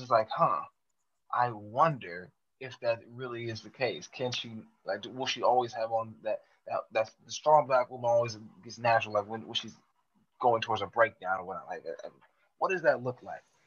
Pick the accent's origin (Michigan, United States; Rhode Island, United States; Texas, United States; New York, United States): Texas, United States; El Paso; I grew up in El Paso, Texas